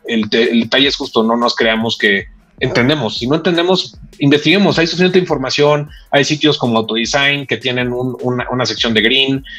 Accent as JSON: {"language": "Spanish", "country": "Mexico", "said": "como mexicanos"}